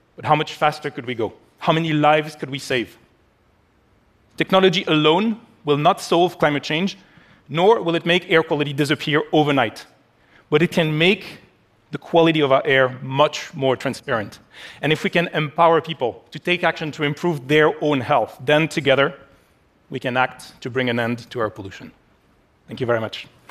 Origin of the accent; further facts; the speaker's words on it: Paris, Île-de-France, France; my hometown of Paris